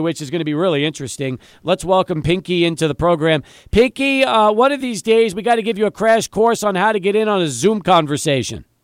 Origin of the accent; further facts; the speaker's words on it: El Paso, Texas, United States; I grew up in El Paso, a UTEP fan